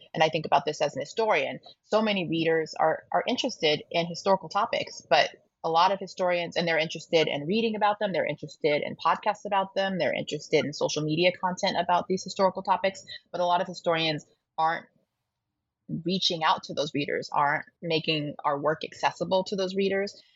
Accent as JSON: {"language": "English", "region": "Colorado", "country": "United States", "tie": "born or raised there", "also_born_or_lived": "Toronto", "moved": "yes", "said": "my home state of colorado um, at this bookstore the tattered cover which is a bookstore i grew up loving"}